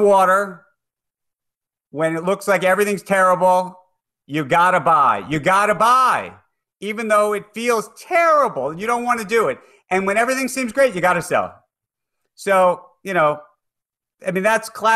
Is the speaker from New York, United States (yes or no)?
yes; New York, United States; I'm a New Yorker